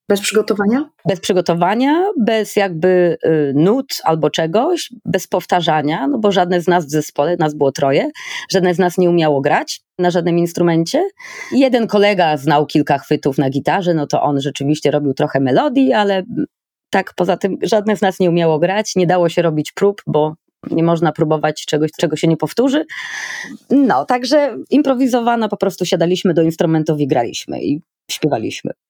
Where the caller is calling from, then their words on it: Berlin, Germany; E, u mnie w Berlinie jest trochę chłodniej, właśnie patrzę na termometr, jest około 20 stopni